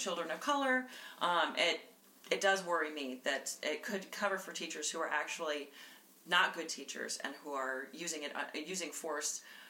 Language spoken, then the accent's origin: English; North Platte, Nebraska, United States; moved away; I'm originally from North Platte